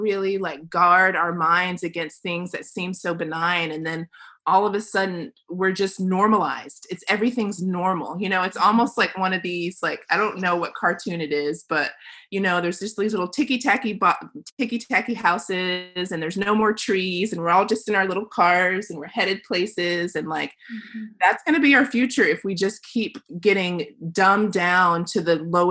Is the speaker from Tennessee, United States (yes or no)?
yes; Tennessee, United States; I grew up here. I'm back in my hometown